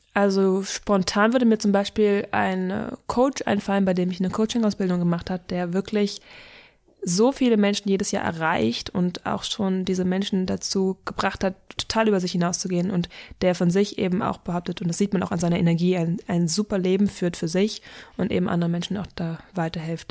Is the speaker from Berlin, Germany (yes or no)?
yes; Berlin, Germany; ich bin in Berlin groß geworden und habe hier die letzten 21 Jahre gewohnt, deswegen würde ich es als meine Heimat bezeichnen